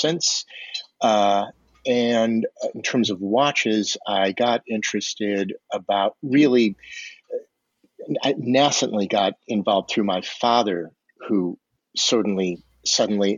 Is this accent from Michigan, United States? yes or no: yes; Detroit, Michigan, United States; moved away as an adult; now in New York City, United States; I grew up in the United States, in the Midwest, Detroit specifically